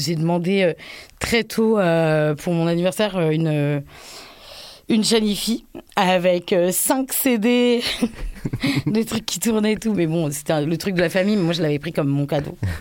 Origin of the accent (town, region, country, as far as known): Paris, Île-de-France, France; born or raised there